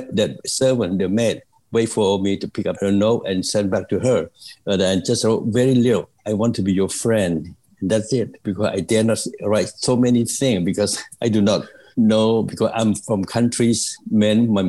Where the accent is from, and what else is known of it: Cambodia; now in United States